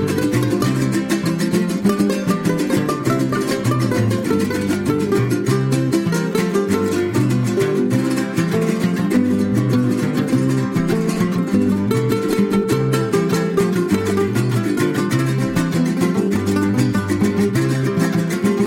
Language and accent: English; California, United States; I grew up in California